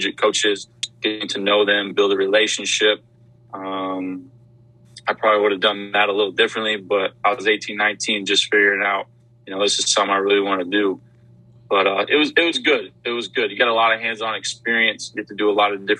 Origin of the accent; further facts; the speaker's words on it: Wyoming, United States; moved away as an adult; now in Louisiana, United States; born and raised in Wyoming, I was ready to get out of the state of Wyoming